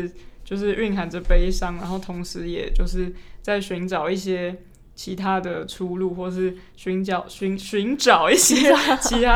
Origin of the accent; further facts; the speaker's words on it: Taipei, Taiwan; 虽然我是台北人啊，